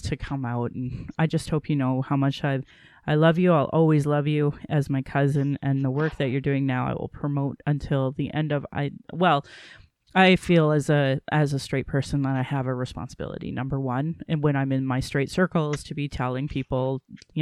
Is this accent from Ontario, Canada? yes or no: no; Sylvan Lake, Alberta, Canada; also born or lived in Calgary / Caroline; growing up in Sylvan Lake down in Caroline